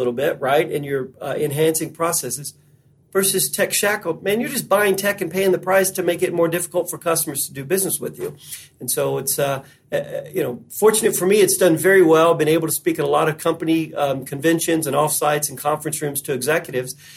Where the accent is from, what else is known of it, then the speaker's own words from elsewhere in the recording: Western Kentucky, United States; I was born in Western Kentucky. So of course I worked in the hay fields and the tobacco fields for a long time as a teenager